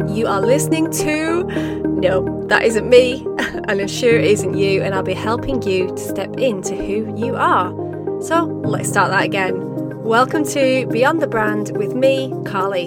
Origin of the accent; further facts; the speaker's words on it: United Kingdom; as a Brit